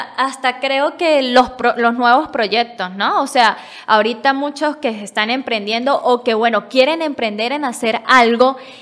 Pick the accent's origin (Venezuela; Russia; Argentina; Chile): Venezuela; San Cristóbal, Táchira; me acordé de donde es mi papá, que es Capacho. Este es un pueblito más chiquito de donde yo soy, de San Cristóbal